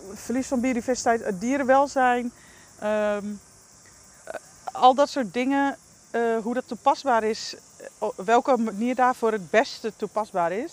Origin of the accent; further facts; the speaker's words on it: Netherlands; als Nederlander